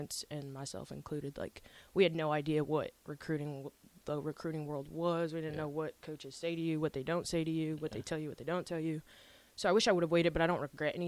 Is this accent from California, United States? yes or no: no; Omaha, Nebraska, United States; also born or lived in Papillion, Nebraska; I grew up in Omaha